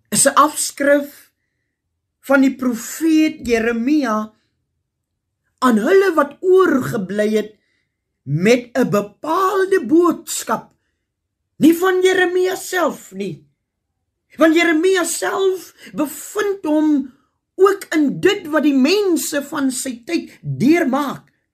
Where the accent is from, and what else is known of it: South Africa